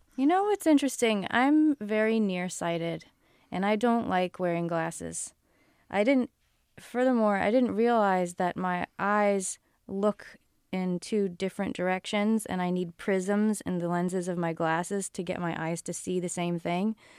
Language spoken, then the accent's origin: English; Newton, Massachusetts, United States; moved away as an adult; also born or lived in New York City / China / Rhode Island / California; I grew up in Newton, Massachusetts